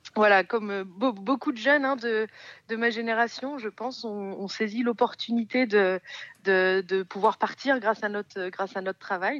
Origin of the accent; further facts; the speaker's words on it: France; now in Montlouis-sur-Loire, France; je suis originaire du Val-de-Loire